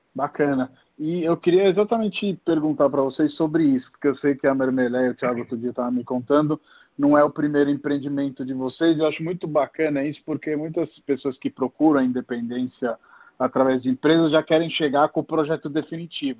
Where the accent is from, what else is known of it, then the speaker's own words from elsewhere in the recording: Rome, Lazio, Italy; Portuguese is a second language; moved away as an adult; now in São Paulo, Brazil; Eu sou de Roma, na, na Itália